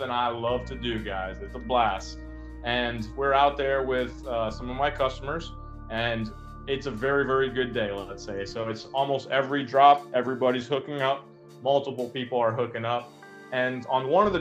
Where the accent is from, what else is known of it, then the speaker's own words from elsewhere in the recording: South Florida, United States; I'm from South Florida